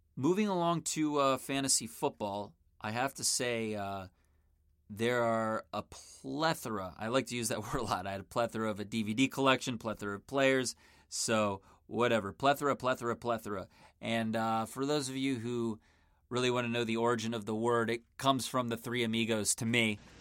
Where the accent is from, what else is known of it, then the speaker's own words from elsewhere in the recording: Maryland, United States; moved away as an adult; also born or lived in Miami; now in Los Angeles, United States; I grew up in Maryland, just outside of Washington, D C